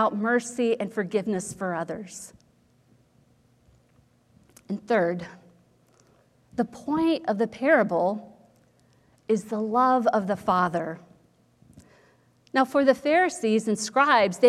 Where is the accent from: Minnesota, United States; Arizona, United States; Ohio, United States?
Ohio, United States; when I was growing up in Ohio